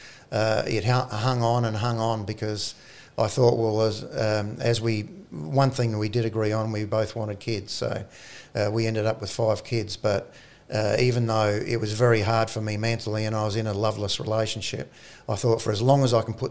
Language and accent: English; South Australia, Australia; also born or lived in Orroroo, South Australia